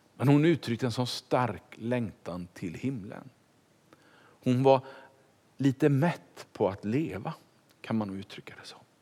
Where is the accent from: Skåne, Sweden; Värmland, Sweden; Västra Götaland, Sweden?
Västra Götaland, Sweden; Kungälv; moved away as an adult; also born or lived in Stockholm / Finspång / Tranås / Ekerö; now in Vallentuna, Sweden; Det blev hem till Kungälv, där jag är uppfödd